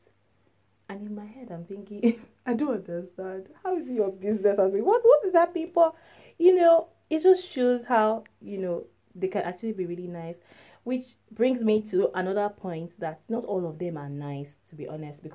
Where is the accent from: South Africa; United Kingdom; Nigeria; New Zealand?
Nigeria; moved away; I'm from Nigeria.